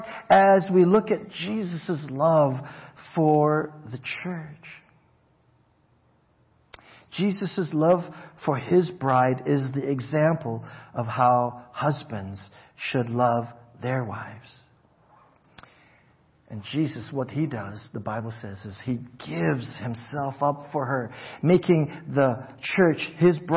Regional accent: Hawaii, United States; growing up in Hawaii

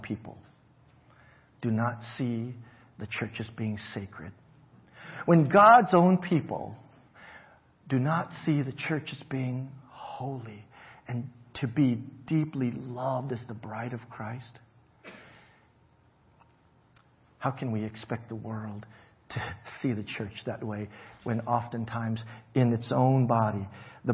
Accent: Hawaii, United States; growing up in Hawaii

